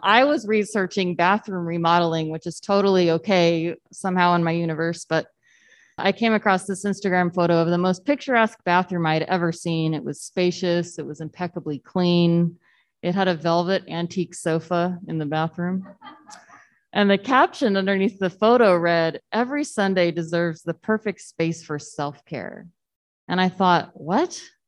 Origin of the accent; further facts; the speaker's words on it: Southern Texas, United States; I grew up in Southern Texas where it doesn't really get cold